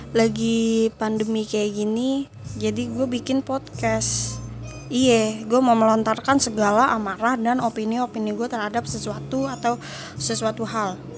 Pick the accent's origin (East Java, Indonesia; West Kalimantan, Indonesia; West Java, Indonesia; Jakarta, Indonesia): Jakarta, Indonesia; gue dari Jakarta, Jakarta Timur tepatnya.